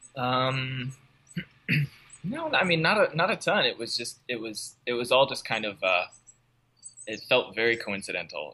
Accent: Portland, Oregon, United States; moved away as an adult; I grew up in the Portland metro area

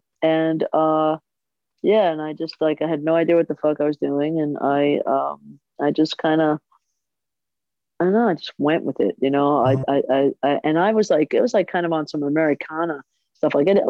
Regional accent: New York, United States; Good, you know, like they say, it's really real. It's like so much realer than California.

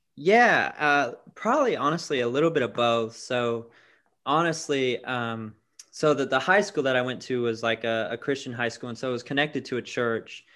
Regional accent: Tampa, Florida, United States; moved away as an adult; now in Birmingham, United States; I'm originally from Tampa, Florida.

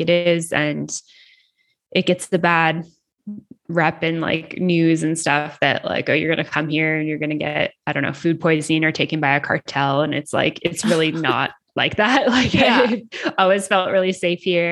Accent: Canada; moved away as an adult; now in Mexico; I'm from Canada

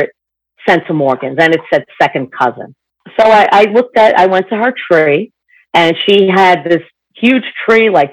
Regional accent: New York City, New York, United States; I'm 60, and I am from New York City.

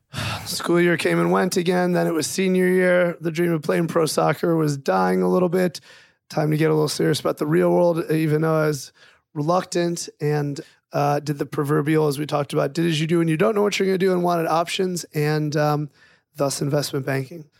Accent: Chicago, Illinois, United States; also born or lived in Cleveland, Ohio; I am, was born in Cleveland, Ohio, but left when I was a little over two years older than my brother. So left Before he was a year old, so let's say I left when I was about three, he was about one, moved to Chicago, which is basically where I grew up

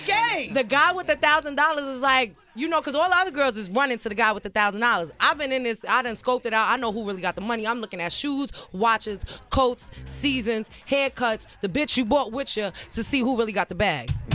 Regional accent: New York City, New York, United States; I'm from the Bronx, New York, born and raised, Patterson Projects

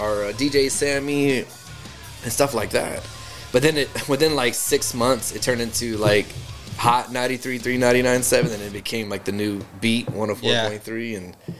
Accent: Austin, Texas, United States; we're from Austin.

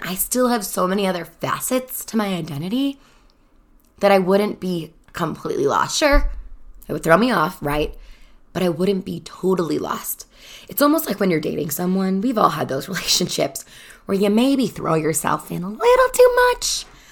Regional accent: Chicago, Illinois, United States; moved away as an adult; now in Denver, United States; I grew up in Chicago, the first twenty-four years of my life

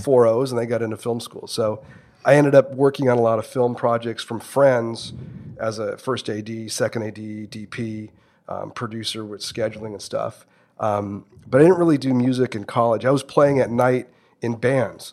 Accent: Santa Ana, California, United States; I grew up in Santa Ana, so it wasn't like I grew up in Newport Beach

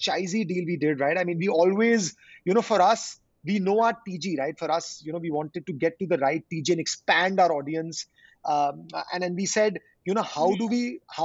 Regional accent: India; being an Indian, born and brought up in India

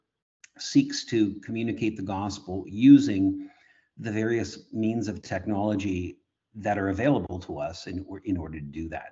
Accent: Kitchener, Ontario, Canada; I was born in Kitchener, Ontario.

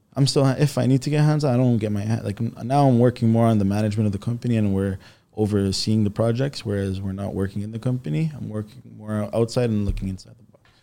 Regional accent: Toronto, Ontario, Canada; also born or lived in Istanbul, Turkey; now in Richmond Hill, Canada; I grew up in Rexville

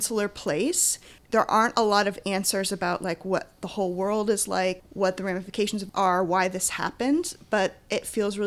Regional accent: Maine, United States; I'm from Maine

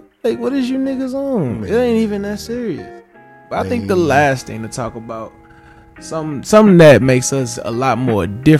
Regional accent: Dallas, Texas, United States; I'm from Dallas

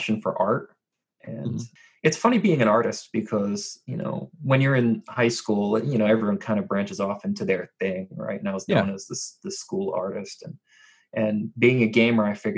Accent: New Jersey, United States; I was born and raised in New Jersey

